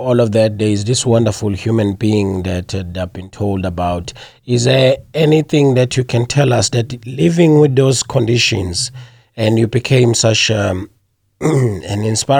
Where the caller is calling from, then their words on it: Connecticut, United States; I'm calling from the United States in Connecticut